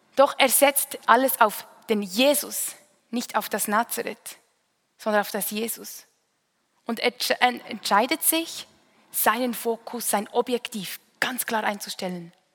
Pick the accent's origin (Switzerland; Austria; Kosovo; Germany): Switzerland; Münsingen, Bern; Ich bin in Münsingen aufgewachsen, eine Stadt nahe bei Bern